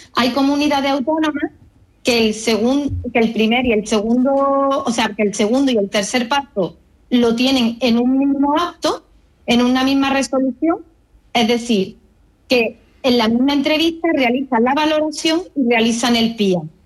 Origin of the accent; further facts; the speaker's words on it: Córdoba, Andalusia, Spain; now in Málaga, Spain; soy cordobesa, aunque resido en Málaga.